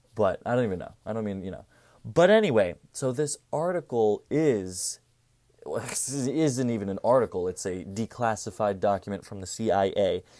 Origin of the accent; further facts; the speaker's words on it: Cherry Hill, New Jersey, United States; I'm from Cherry Hill, New Jersey.